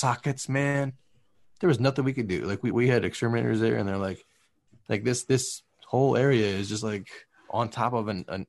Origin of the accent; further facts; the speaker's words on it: Midwest, United States; now in Southern California, United States; I grew up in the Midwest